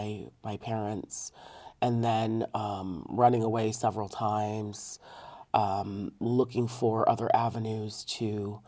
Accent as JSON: {"language": "English", "region": "Connecticut", "country": "United States", "tie": "born or raised there", "said": "the overdevelopment in my home state of Connecticut."}